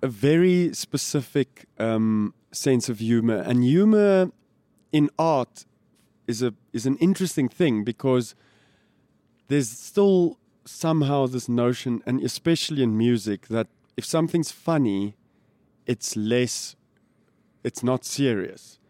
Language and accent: English; Pretoria, Gauteng, South Africa; And it was a cool place to grow up.